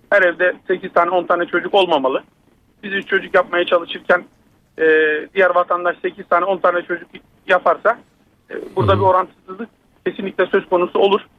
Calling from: Istanbul, Turkey

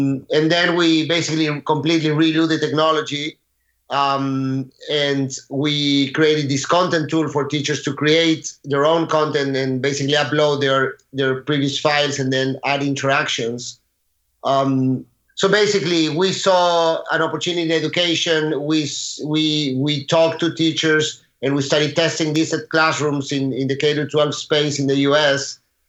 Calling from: Aventura, Florida, United States; I'm in Miami, Florida, actually in Aventura, a little bit north of Miami.

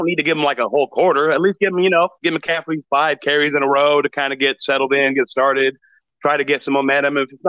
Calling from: Santa Rosa, California, United States; I'm calling from Santa Rosa, actually.

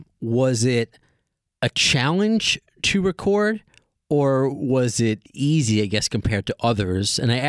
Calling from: New York City, New York, United States; I am calling from Tribeca, New York City.

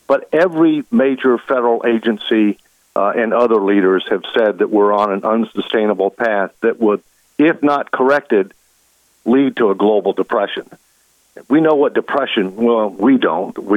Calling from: Alexandria, Virginia, United States; Alexandria, Virginia.

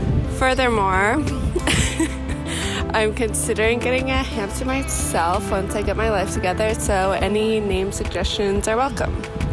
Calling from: New York City, New York, United States; I'm calling from New York City, more specifically Ridgewood.

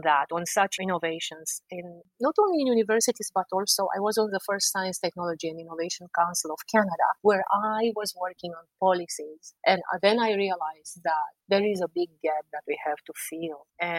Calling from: Washington, District of Columbia, United States; I'm speaking from Washington, D.C., which I think I didn't cover in my introduction.

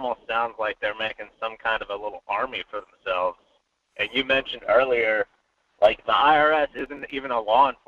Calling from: Fairbanks, Alaska, United States; Hey there. Good morning. This is … from Fairbanks.

